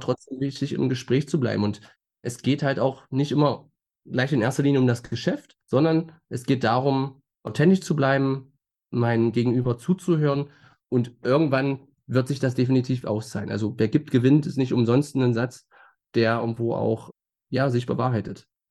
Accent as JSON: {"language": "German", "town": "Magdeburg", "region": "Saxony-Anhalt", "country": "Germany", "tie": "born or raised there", "said": "geboren in Magdeburg und ein Leben lang hier verwurzelt"}